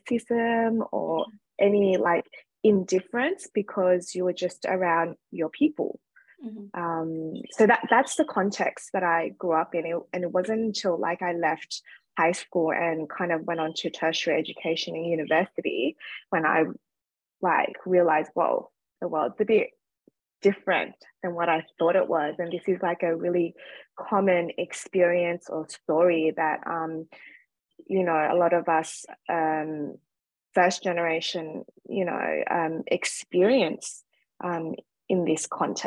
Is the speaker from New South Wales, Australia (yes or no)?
yes; Sydney, New South Wales, Australia; So as you can probably hear from my accent, I'm from Australia. So I was born and raised in Sydney. My dad's Vietnamese and my mom's Chinese, and obviously they migrated to Australia post the Vietnam War period.